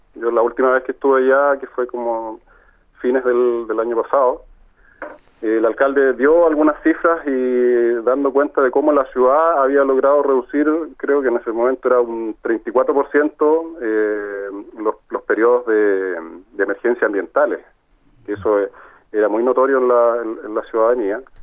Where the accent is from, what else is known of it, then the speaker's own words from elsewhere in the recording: Talca, Maule, Chile; nosotros somos de acá de Talca